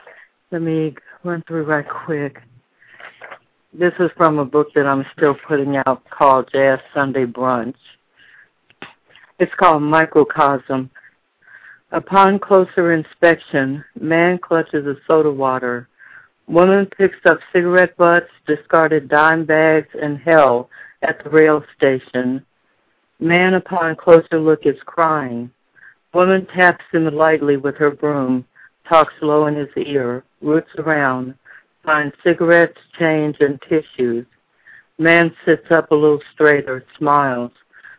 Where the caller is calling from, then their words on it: Dallas, Texas, United States; Dallas, Texas.